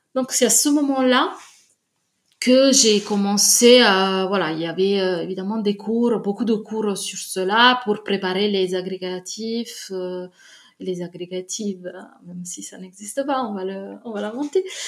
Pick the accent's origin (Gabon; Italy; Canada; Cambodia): Italy; Naples, Campania; French is a second language; moved away; je viens de Naples